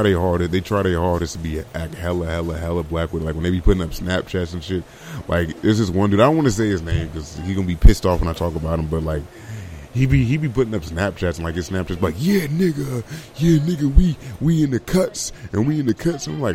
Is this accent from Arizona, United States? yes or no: no; Vallejo, California, United States; I grew up in Vallejo